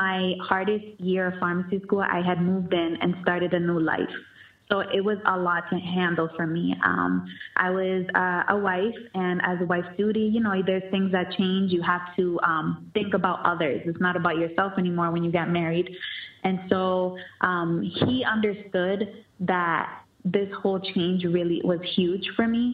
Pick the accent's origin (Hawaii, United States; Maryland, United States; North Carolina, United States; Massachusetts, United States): Massachusetts, United States; Lawrence; my hometown, and I was grateful to be a part of that, Lawrence, Massachusetts, the 978